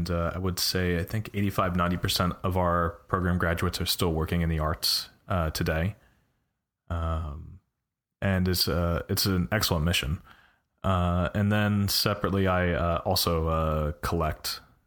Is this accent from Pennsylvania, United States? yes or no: yes; Philadelphia, Pennsylvania, United States; moved away as an adult; now in California, United States; I was born in West Philadelphia. I wasn't raised in West Philly. I grew up in Northeast Philly, but I was in West Philadelphia. I was born.